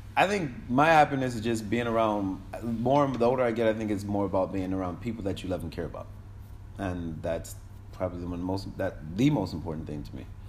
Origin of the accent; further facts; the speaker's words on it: Hartford, Connecticut, United States; moved away as an adult; now in Kingston, Jamaica; I was born in Hartford, Connecticut